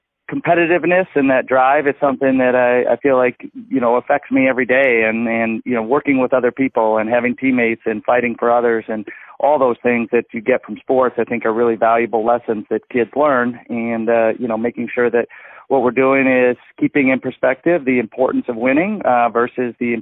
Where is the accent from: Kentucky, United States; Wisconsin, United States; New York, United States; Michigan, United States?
Michigan, United States; Ann Arbor; I grew up in Ann Arbor, Michigan